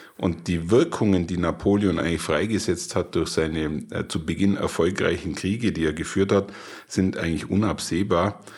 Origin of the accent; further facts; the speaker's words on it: Bavaria, Germany; für mich als Bayer